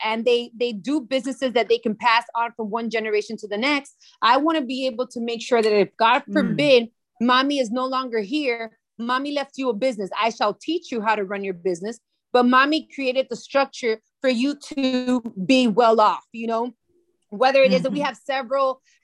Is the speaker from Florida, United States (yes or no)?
yes; Miami, Florida, United States; first language Spanish; English is a second language; they were born in Miami, just like myself